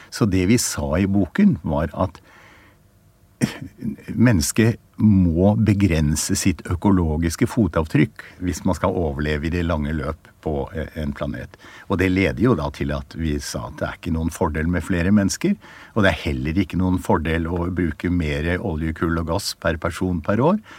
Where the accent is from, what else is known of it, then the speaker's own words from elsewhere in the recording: Oslo, Norway; Mer spesifikt er at jeg vokste opp i Oslo, på grensen mot Nordmarka. Og hele min barndom var Nordmarka det stedet jeg levde i.